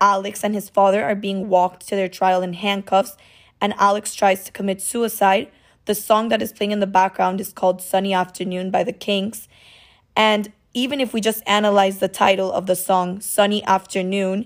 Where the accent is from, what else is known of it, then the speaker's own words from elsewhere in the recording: Cuba; moved away; also born or lived in Miami; I'm originally from Cuba and my family immigrated to Miami